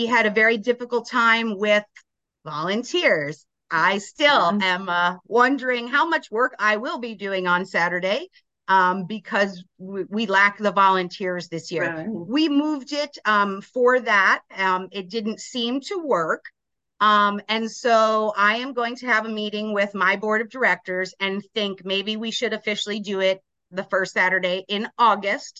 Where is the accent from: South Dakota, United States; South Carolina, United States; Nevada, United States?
Nevada, United States; Las Vegas; now in Grand Ledge, United States; I'm from Vegas